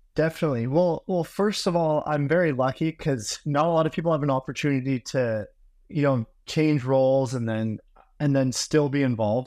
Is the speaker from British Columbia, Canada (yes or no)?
yes; Vancouver, British Columbia, Canada; moved away as an adult; I'm originally from Vancouver, Canada